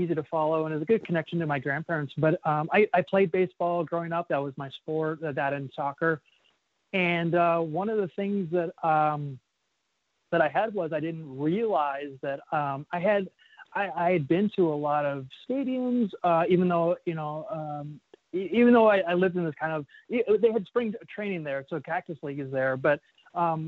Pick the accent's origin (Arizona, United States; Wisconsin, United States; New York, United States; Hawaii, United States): Arizona, United States; Phoenix; I grew up in Phoenix, Arizona